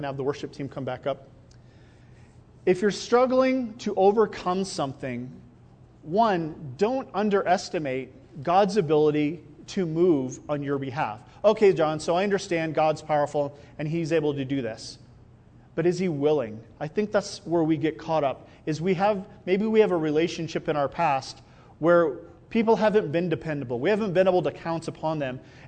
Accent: Iowa, United States; also born or lived in Albuquerque; now in Rio Rancho, United States; I grew up in Iowa

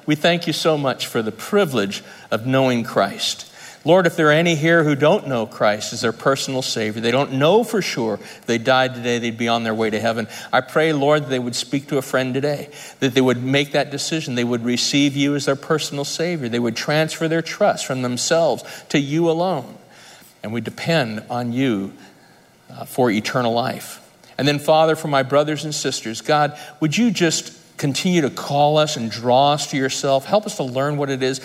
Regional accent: United States; I grew up in Lake Tahoe

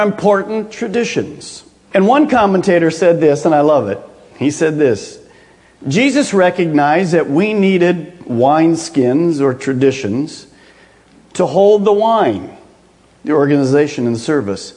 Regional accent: Michigan, United States; moved away; we'd go back home to Michigan

